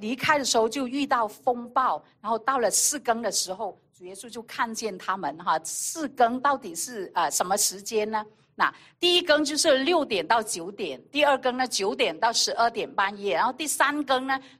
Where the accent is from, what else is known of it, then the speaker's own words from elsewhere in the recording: China; 有很多时候在我们的那个传统里面啊，以色列人也好，我们中国人也好